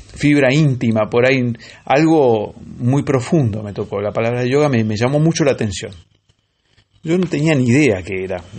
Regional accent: La Lucila, Buenos Aires Province, Argentina; yo cuando era chico vivía en La lucida

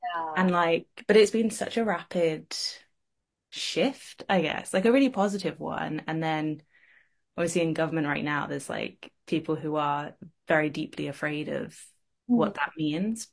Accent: United Kingdom; being British

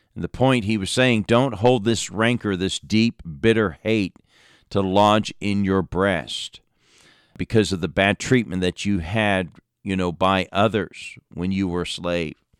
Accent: Lafayette, Indiana, United States; I was born in Indiana, born in Lafayette

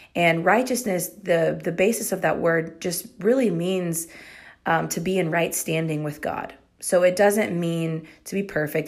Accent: Texas, United States; I'm proud to be a Texan

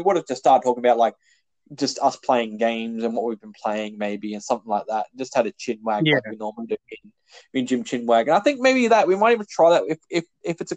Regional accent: Australia; We're Australian

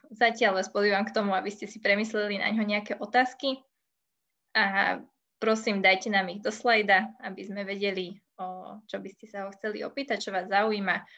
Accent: Bratislava, Bratislava Region, Slovakia; my sme pôvodom z Trnávky

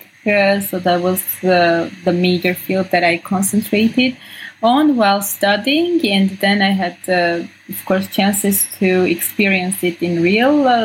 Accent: Armenia; also born or lived in Sweden; I grew up in Armenia.

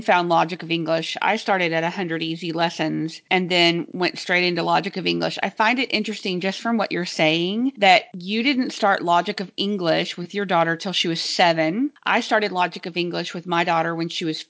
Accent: Texas, United States; Being a Texan, I knew that my phonograms were a little bit drawn out and some had some big diphthongs in them.

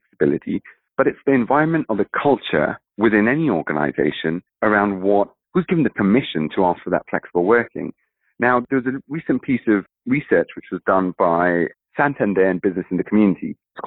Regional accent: Kenya; my actual background is East African, so I'm from Kenya

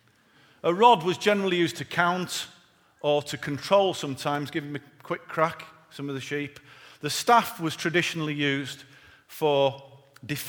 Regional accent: Yorkshire and the Humber, United Kingdom; being born and bred in Yorkshire

